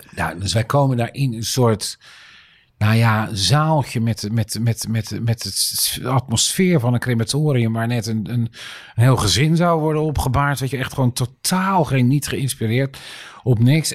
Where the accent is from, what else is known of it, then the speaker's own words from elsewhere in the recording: Dirksland, South Holland, Netherlands; moved away; het is een boerenland waar ik vandaan kom. omgeven door, uh, door meren en zee